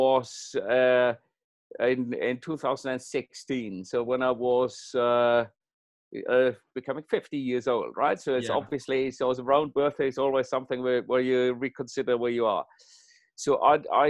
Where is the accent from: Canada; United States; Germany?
Germany; moved away as an adult; also born or lived in Singapore; now in United Kingdom; I'm originally from Germany